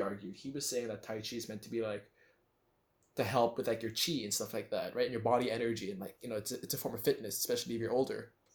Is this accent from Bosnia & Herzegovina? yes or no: no; Philippines; I've spent most of my life in the Philippines